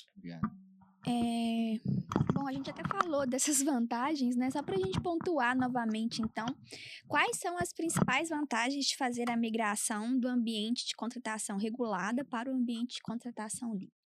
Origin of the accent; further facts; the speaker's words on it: Várzea da Palma, Minas Gerais, Brazil; eu sou do norte de Minas